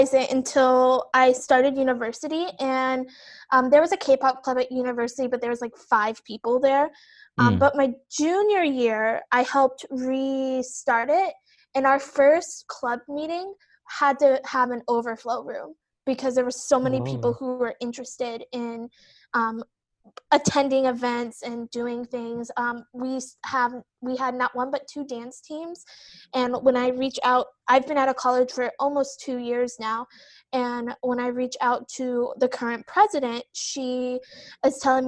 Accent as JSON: {"language": "English", "area": "the Midwest", "region": "Iowa", "country": "United States", "tie": "born or raised there", "said": "For me, I grew up in the Midwest. I went to school in Iowa, so I'm like the middle of the country"}